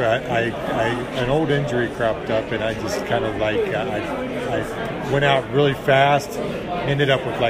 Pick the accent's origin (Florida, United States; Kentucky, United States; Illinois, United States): Kentucky, United States; Northern; I'm from Northern Kentucky, right across the river.